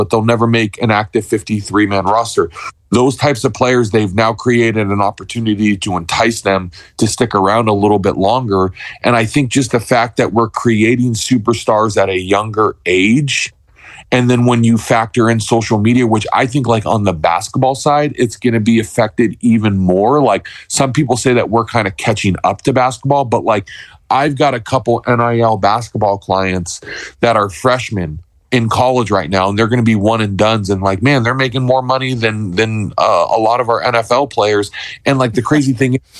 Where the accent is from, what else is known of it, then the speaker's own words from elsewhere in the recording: Orange County, California, United States; also born or lived in Texas; I grew up in Orange County, California